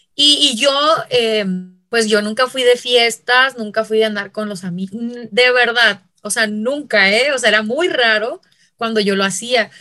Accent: Chihuahua, Mexico; accent: northern; moved away; soy de Chihuahua

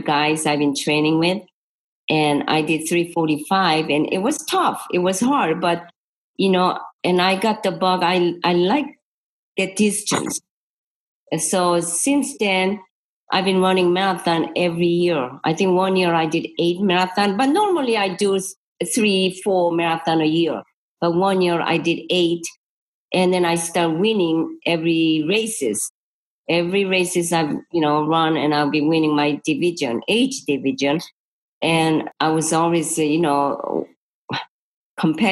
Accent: Seoul, South Korea; English is a second language; moved away as an adult; also born or lived in Florida; now in United States; I'm from Seoul, Korea. I was born, you know, Seoul, Korea, 1948. I like to say 68, but 1968 came over this country

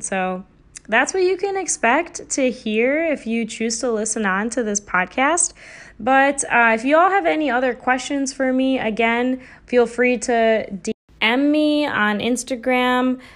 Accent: United States; I come from a South Asian cultural background, but I was also born and raised in America.

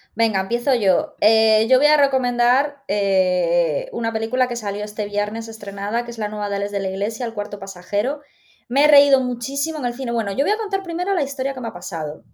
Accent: Galicia, Spain; como gallega

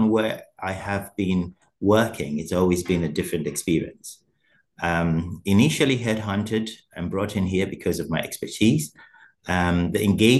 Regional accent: Germany; moved away as an adult; now in Ireland; I came to Ireland a couple of years ago, a bit over a decade ago. I came from Germany, where I basically grew up and had my primary education and secondary, as well as my initial tertiary education. I moved to Ireland.

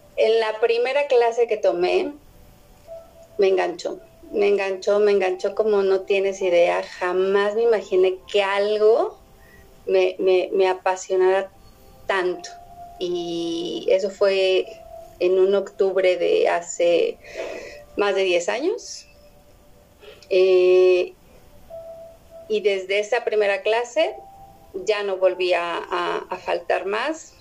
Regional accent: Mexico City, Mexico; los defeños, los que somos del Def

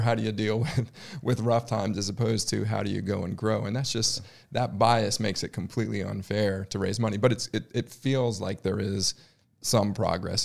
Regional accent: United States; now in Charlotte, United States; I grew up in the Washington, D C suburbs

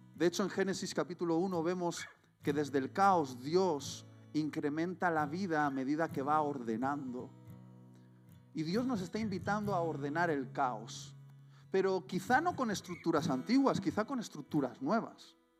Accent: Spain; mi corazón late por, por mi tierra y por mi gente

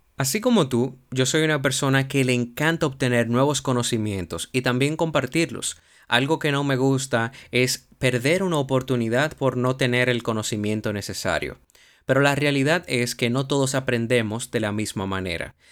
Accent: Dominican Republic; Soy un profesional dominicano

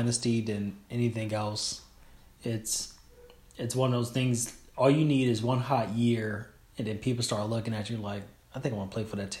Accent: Chicago, Illinois, United States; now in Oregon, United States; I grew up in the 90s in Chicago

